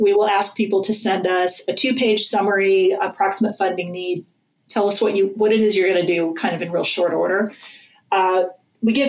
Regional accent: Calvert County, Southern Maryland, United States; moved away; I grew up in Southern Maryland, in Culver County.

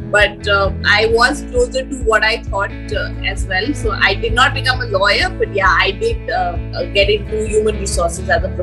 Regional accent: Delhi, India; also born or lived in Gurgaon; now in Pune, India; I'm a complete Delhiite born and brought up in Delhi

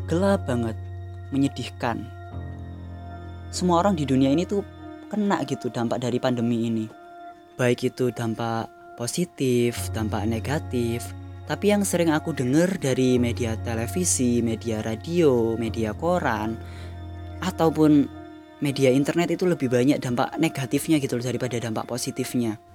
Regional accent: Surabaya, East Java, Indonesia; accent: Surabaya Javanese; first language Javanese; Indonesian is a second language; karena bahasa Jawa itu bahasa ibuku lebih tepatnya bahasa Surabayaan lah soalnya aku orang Surabaya ketok kan medok

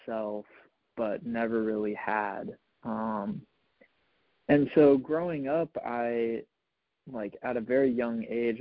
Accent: Richmond, Virginia, United States; So I'm from Richmond, Virginia

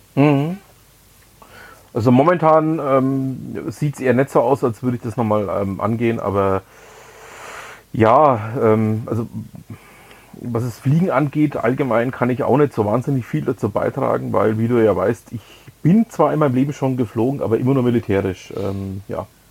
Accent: Nuremberg, Bavaria, Germany; moved away; also born or lived in Lower Franconia; ich bin ja gebürtiger Nürnberger

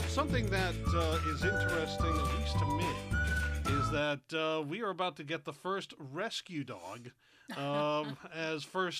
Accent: New England, United States; we're from New England. And up here, you know, there are two factions.

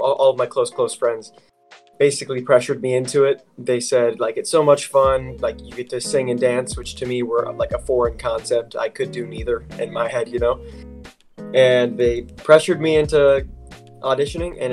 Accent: Loveland, Ohio, United States; I'm from Cincinnati, Ohio, more specifically Loveland.

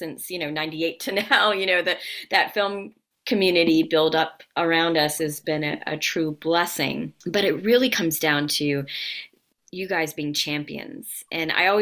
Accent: North Carolina, United States; moved away as an adult; now in Atlanta, United States; I'm from North Carolina originally, but I moved here right after school in 1998

